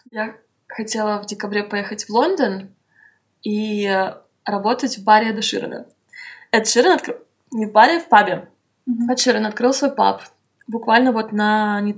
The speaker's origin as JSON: {"language": "Russian", "region": "Moscow", "country": "Russia", "said": "я стояла лицом к лицу к нему, и я сказала ему, что я из Москвы, и он сказал, что они стараются сделать концерт в Москве."}